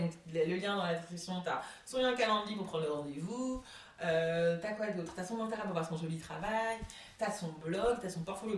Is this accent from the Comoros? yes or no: yes; Comoros; je suis comorienne